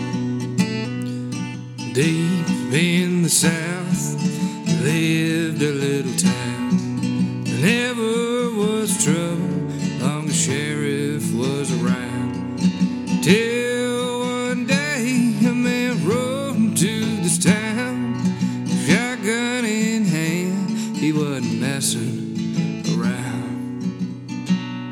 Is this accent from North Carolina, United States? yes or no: yes; Sylva, North Carolina, United States; Sylvan, North Carolina, my hometown